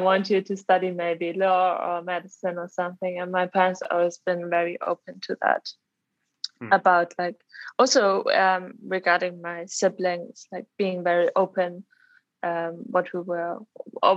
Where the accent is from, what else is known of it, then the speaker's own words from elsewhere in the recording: Germany; moved away as an adult; also born or lived in Leeds; now in London, United Kingdom; So I'm originally from Germany, but I live in London currently.